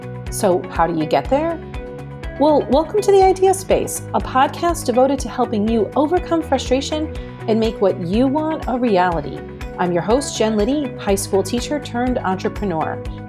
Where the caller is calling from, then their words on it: Syracuse, New York, United States; So remember that I come to you from Syracuse, New York, which is in the middle of the state, considered upstate New York